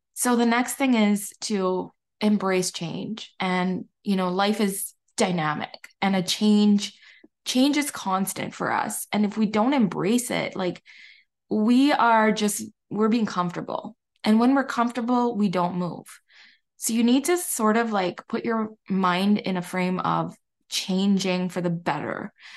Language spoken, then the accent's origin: English; Barbados; I'm from Barbados